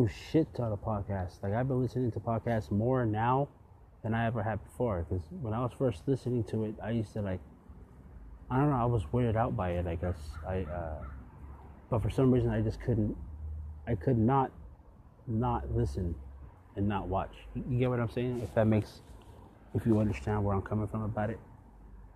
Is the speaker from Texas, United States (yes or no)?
no; San Jose, California, United States; growing up in the West Coast here in San Jose